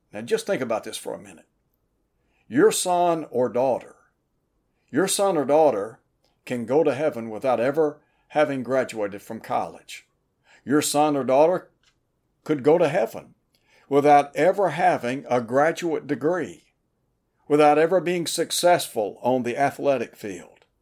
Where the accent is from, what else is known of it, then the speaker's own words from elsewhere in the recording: Chattanooga, Tennessee, United States; When I was a young fella growing up in Chattanooga, Tennessee